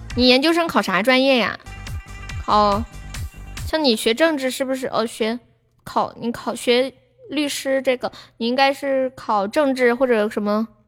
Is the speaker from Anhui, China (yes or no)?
no; Sichuan, China; accent: Sichuanese; 我们这里四川话说社会的那些小，小女孩，就叫，就叫什么“改妹儿”